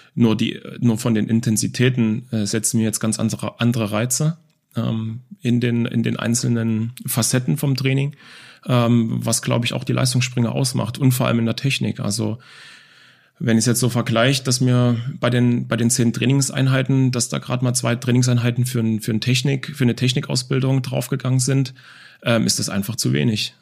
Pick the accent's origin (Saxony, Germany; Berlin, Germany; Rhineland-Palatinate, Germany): Saxony, Germany; Dresden; now in Offenburg, Germany; ich bin in Dresden, in Leubnitz Neustra groß geworden, äh, in einer Plattenbausiedlung